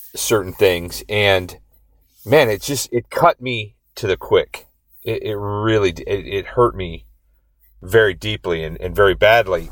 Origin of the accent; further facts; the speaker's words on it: Indiana, United States; now in Rhode Island, United States; I grew up in Indiana.